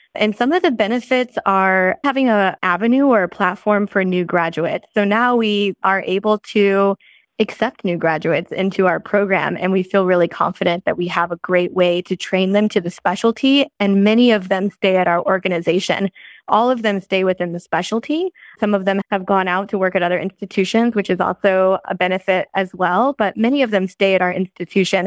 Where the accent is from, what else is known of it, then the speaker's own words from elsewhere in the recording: St. Louis, Missouri, United States; moved away as an adult; also born or lived in Columbia, Missouri; now in California, United States; I grew up in Saint Louis